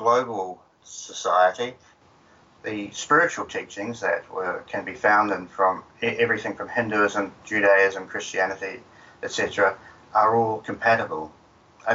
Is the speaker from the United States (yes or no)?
no; New Zealand; I grew up in New Zealand